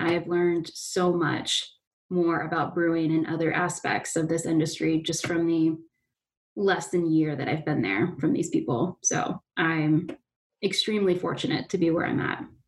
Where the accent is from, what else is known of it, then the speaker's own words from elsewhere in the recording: Fairfield, Ohio, United States; I'm from Fairfield